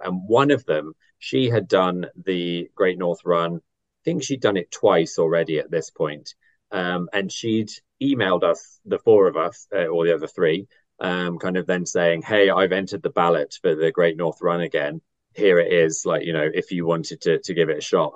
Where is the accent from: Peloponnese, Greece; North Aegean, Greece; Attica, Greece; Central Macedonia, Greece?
Attica, Greece; Athens; now in London, United Kingdom; I was born in Athens